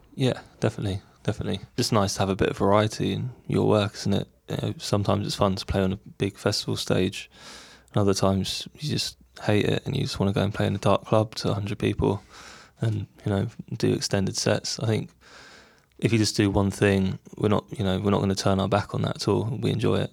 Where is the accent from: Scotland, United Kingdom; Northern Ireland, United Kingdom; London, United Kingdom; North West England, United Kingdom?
London, United Kingdom; we grew up in London. We s, we still live here